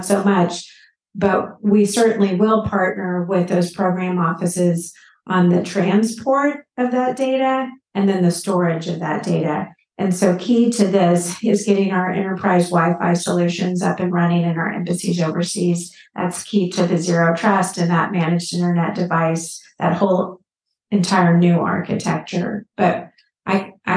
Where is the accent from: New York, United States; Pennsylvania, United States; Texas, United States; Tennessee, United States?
Texas, United States; Houston; I'm from Houston